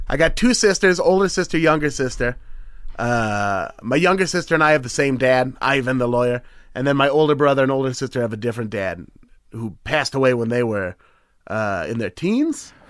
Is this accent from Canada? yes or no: no; Beaverton, Oregon, United States; also born or lived in Portland, Oregon; I'm from Beaverton, which is just nine miles outside